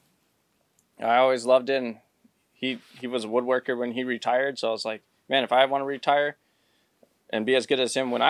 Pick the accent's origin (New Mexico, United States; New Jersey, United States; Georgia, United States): New Mexico, United States; moved away as an adult; also born or lived in Pecos, New Mexico; now in North Carolina, United States; we grew up in New Mexico